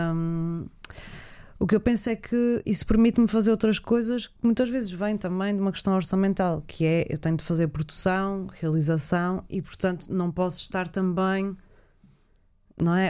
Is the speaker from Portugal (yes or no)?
yes; Azores, Portugal; o facto de eu ter vindo para os Açores pequenina e, e não ter nascido cá